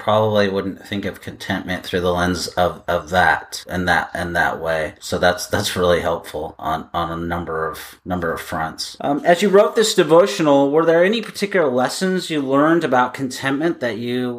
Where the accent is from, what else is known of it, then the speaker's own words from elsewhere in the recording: Seattle, Washington, United States; now in Los Angeles, United States; because I'm from Seattle